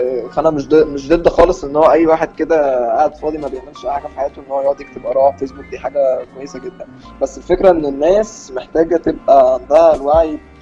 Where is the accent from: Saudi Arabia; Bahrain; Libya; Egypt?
Egypt; احنا كشعب مصري